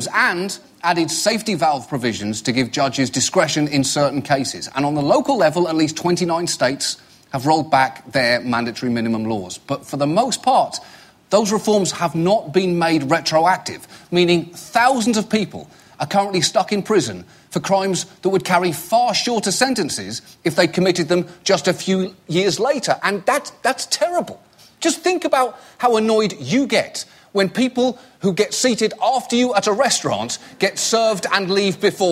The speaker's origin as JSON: {"language": "English", "country": "United Kingdom", "moved": "yes", "said": "I'm British"}